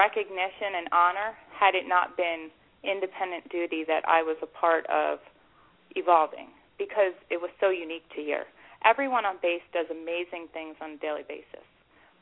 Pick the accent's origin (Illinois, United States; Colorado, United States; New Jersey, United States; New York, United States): New Jersey, United States; … hometown; he's from my hometown